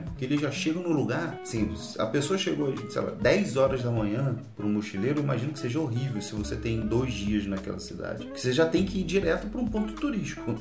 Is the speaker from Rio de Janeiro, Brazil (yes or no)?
yes; Rio de Janeiro, Brazil; a gente é do Rio